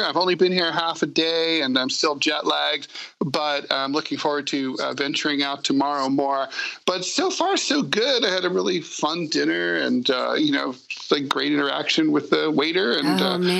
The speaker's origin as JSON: {"language": "English", "country": "United States", "moved": "yes", "lives_now": "Moscow, Russia", "said": "I'm in Moscow right now. And, you know, I'm like, I can get along with Russian people. You know, I mean, I'm American."}